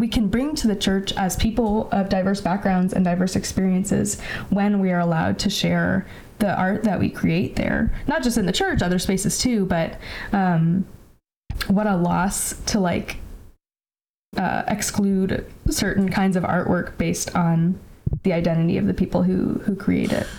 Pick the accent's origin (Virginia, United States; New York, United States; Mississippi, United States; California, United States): California, United States; Bay Area; moved away as an adult; also born or lived in Tacoma, Washington; I grew up in the Bay Area in California